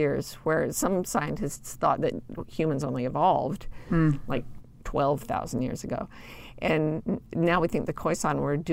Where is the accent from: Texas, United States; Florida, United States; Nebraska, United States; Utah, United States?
Utah, United States; I grew up in Utah